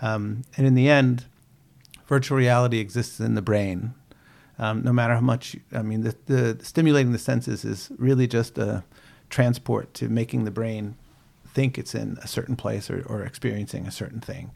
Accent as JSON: {"language": "English", "country": "United States", "tie": "born or raised there", "also_born_or_lived": "Boston, Massachusetts", "moved": "as an adult", "lives_now": "New Zealand", "said": "I grew up outside of Washington, D C"}